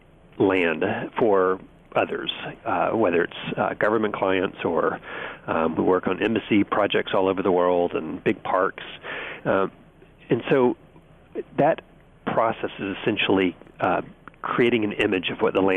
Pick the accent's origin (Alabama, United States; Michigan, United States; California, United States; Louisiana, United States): Alabama, United States; Birmingham; now in Washington, D.C., United States; I grew up in Birmingham, Alabama